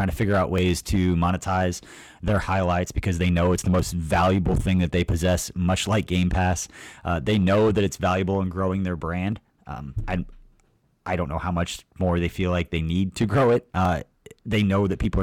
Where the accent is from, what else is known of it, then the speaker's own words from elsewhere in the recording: Stilwell, Kansas, United States; I grew up like Stillwell, Kansas